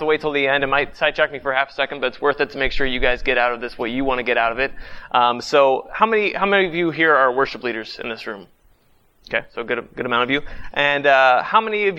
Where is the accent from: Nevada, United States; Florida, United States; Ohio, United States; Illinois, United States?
Ohio, United States; Youngstown; I grew up in Youngstown, Ohio